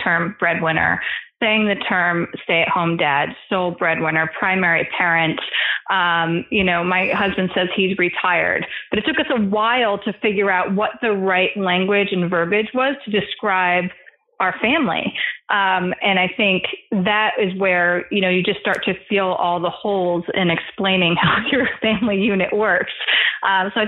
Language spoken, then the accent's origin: English; East Coast, United States; also born or lived in California; now in New York, United States; When we moved from California to New York, where we're both from the East Coast originally